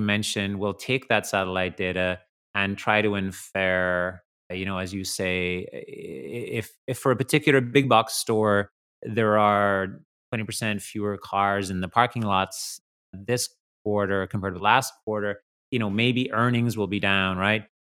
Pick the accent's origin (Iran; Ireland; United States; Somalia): Ireland; I grew up in Ireland, and in the country